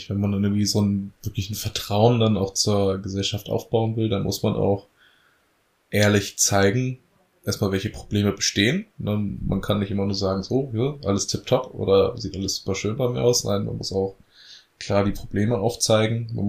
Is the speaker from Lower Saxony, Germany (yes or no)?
yes; Lower Saxony, Germany; wir kommen aus der Elbmarsch und die Elbmarsch ist nun mal dadurch bestehend, dass schwere, schwere Tonböden haben, aber auch viel moorige Böden